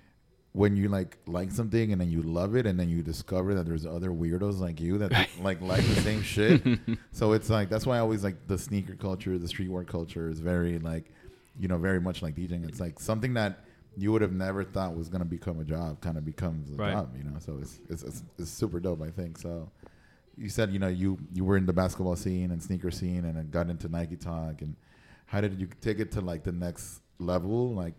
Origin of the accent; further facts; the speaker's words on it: Nicaragua; I grew up in Nicaragua.